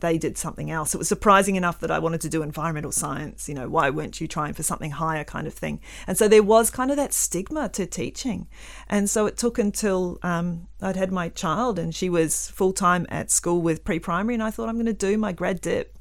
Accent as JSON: {"language": "English", "country": "New Zealand", "tie": "born or raised there", "moved": "yes", "lives_now": "Western Australia, Australia", "said": "I grew up in New Zealand"}